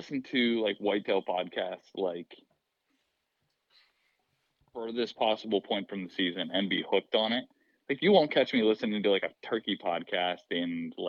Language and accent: English; Central Pennsylvania, United States; I am from Central Pennsylvania.